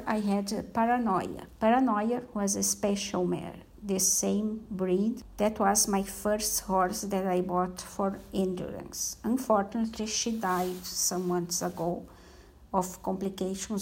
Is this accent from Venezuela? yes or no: no; Rio Grande do Sul, Brazil; I'm from Rio Grande do Sul state, south of Brazil.